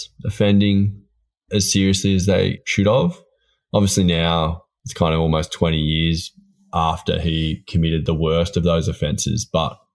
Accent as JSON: {"language": "English", "town": "Port Fairy", "region": "Victoria", "country": "Australia", "tie": "born or raised there", "said": "Port Fairy, which is my hometown."}